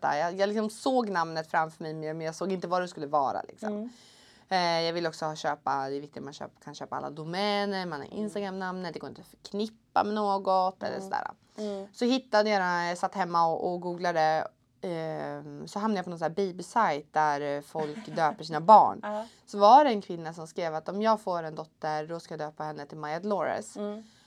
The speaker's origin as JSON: {"language": "Swedish", "town": "Uppsala", "region": "Uppsala County", "country": "Sweden", "tie": "born or raised there", "said": "jag är från Uppsala. Jag är egentligen uppväxt eh, lite utanför Uppsala på, på en gård."}